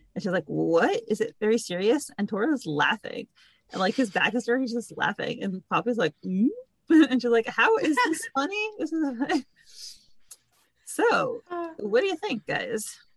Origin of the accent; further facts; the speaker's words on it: New York City, New York, United States; I grew up in Brooklyn, New York